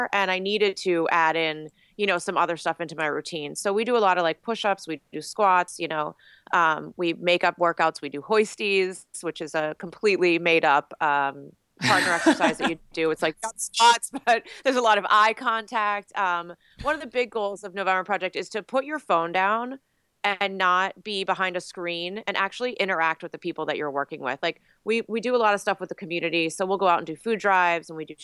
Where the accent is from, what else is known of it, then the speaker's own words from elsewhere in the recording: Massachusetts, United States; moved away as an adult; now in Philadelphia, United States; I'm originally from Massachusetts. So I lived there until I was 18 when I got out of high school before I went to college.